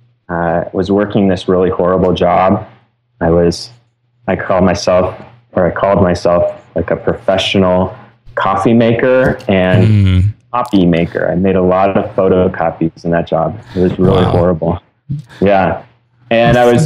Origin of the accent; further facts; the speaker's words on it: Carpinteria, California, United States; I grew up in Carpinteria, and then I went to school at a little college called Westmont College